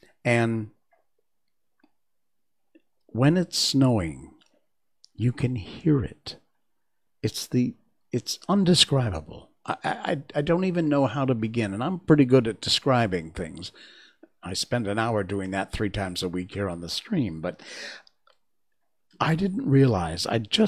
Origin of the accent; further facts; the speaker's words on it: South West England, United Kingdom; I remember growing up in Cornwall